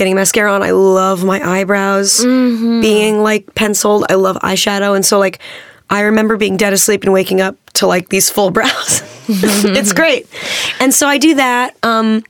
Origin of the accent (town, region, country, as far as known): Manhattan Beach, California, United States; born or raised there